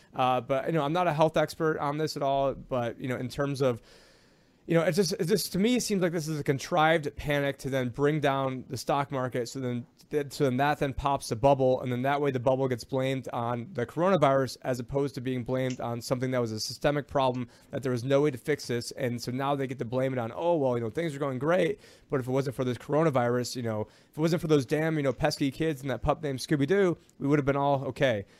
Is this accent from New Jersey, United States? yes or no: no; Syracuse, New York, United States; I'm from Syracuse, New York